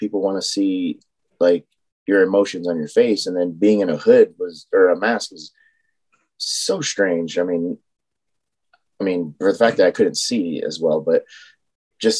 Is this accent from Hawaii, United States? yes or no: yes; Hawaii, United States; now in Japan; I'm from Hawaii